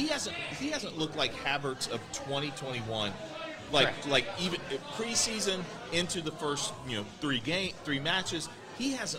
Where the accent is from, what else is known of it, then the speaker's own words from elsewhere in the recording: United States; As an American